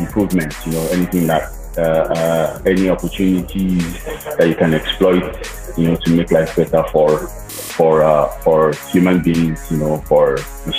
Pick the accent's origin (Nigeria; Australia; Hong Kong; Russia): Nigeria; Osun; Born and bred in Nigeria. I'm from Osun State. I've lived all my life in Nigeria.